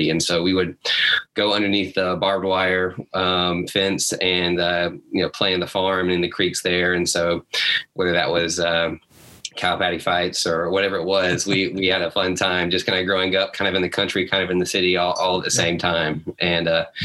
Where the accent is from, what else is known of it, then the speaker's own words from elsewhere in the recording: Huntsville, Alabama, United States; I grew up in Huntsville, Alabama